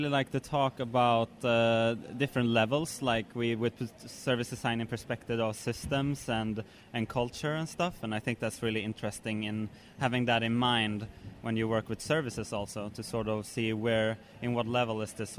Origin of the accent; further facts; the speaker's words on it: Stockholm, Stockholm County, Sweden; I'm from Sweden, in Stockholm.